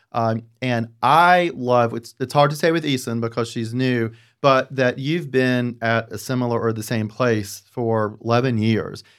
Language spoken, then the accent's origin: English; the South, United States; I'm from the South